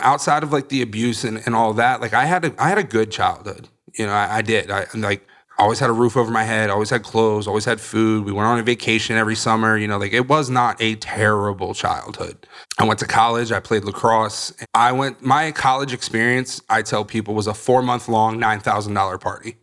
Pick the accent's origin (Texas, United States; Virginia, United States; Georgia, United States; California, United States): Virginia, United States; Northern; now in Florida, United States; I'm originally from Virginia, Northern Virginia, just outside D C